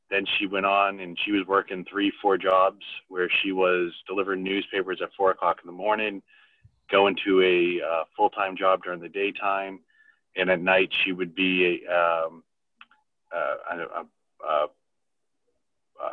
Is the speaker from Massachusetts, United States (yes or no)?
yes; Boston, Massachusetts, United States; I was born in Dorchester, Massachusetts